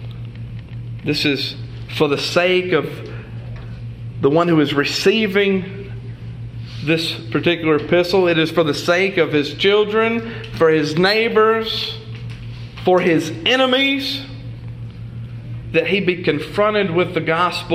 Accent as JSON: {"language": "English", "region": "the South", "country": "United States", "said": "I'm from the South"}